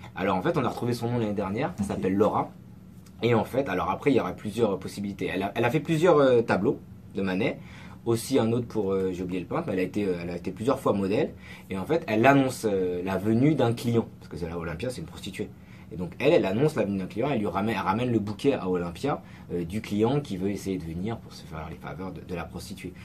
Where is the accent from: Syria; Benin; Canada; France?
France; also born or lived in Senegal; on est français, on est francophone